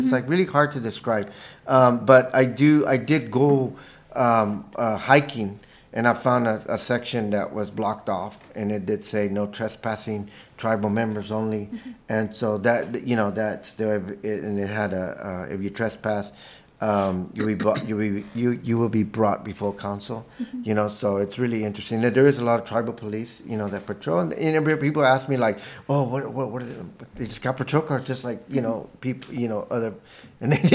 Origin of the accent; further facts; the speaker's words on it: Staples, Texas, United States; moved away as an adult; also born or lived in San Marcos, Texas; now in Santa Fe, United States; When I was a kid, growing up in Staples, Texas, I mean, I couldn't feel more indigenous growing up around corn